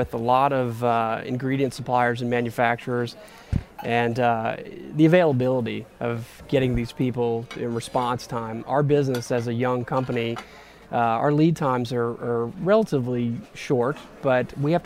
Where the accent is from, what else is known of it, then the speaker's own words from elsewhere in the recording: New Orleans, Louisiana, United States; I was born and raised in New Orleans